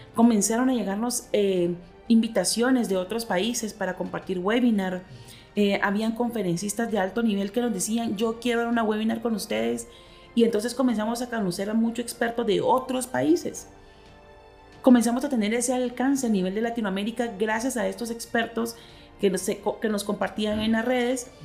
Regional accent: Guatemala; somos guatemaltecas

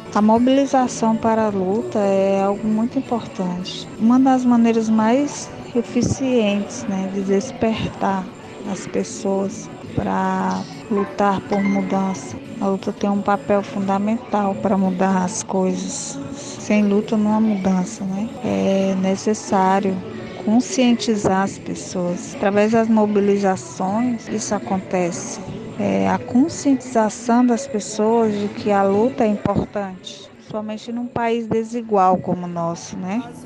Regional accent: Fortaleza, Ceará, Brazil; aqui no meu bairro, sou de Fortaleza, Ceará

